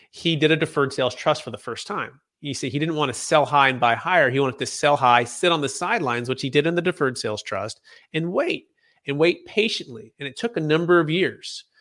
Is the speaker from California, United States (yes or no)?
yes; Bay Area, Northern California, United States; growing up in the Bay Area, uh, in Cal, Northern California